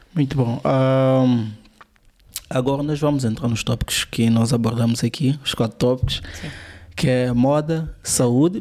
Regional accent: São Tomé & Príncipe; sou de São Tomé.

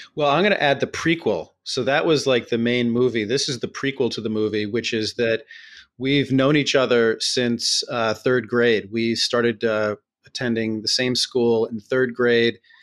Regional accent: New York City, New York, United States; we're both born and raised in New York City.

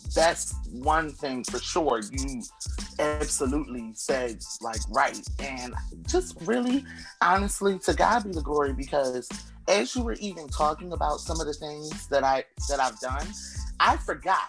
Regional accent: Atlantic City, New Jersey, United States; also born or lived in Camden, New Jersey / Philadelphia, Pennsylvania; I was born and raised in Atlantic City, New Jersey, and then Camden, New Jersey, and then Philly

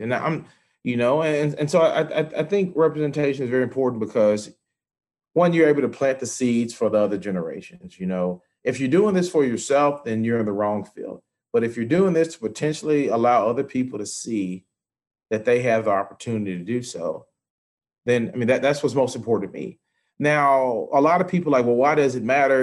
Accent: Memphis, Tennessee, United States; I'm from the South. I mean, granted, Memphis is a blue dot

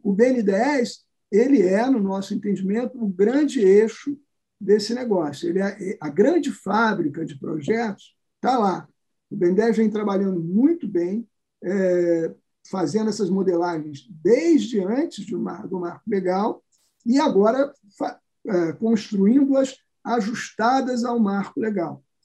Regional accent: Rio de Janeiro, Brazil; eu que sou do Rio de Janeiro

